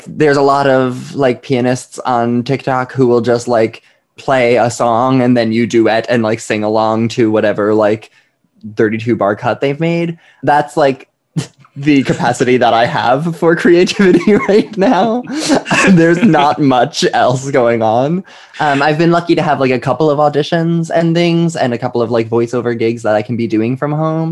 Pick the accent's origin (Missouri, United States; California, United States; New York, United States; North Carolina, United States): New York, United States; Lake Grove; now in Brooklyn, United States; I grew up in Lake Grove, right by Ronkonkoma in Stony Brook